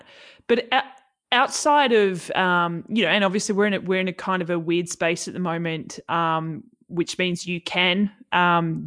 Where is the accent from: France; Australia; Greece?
Australia; Tasmania; I grew up in Tassie